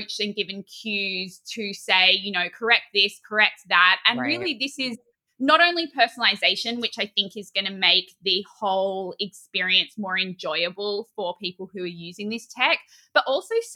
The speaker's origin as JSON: {"language": "English", "country": "Australia", "moved": "yes", "lives_now": "New York, United States", "said": "I, as an Australian"}